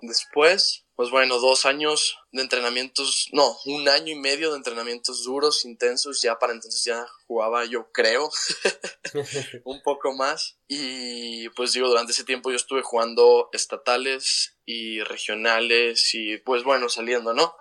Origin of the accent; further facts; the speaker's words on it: Chihuahua, Mexico; moved away as an adult; also born or lived in Atlanta, United States; tengo 19 años, soy de Chihuahua, Chihuahua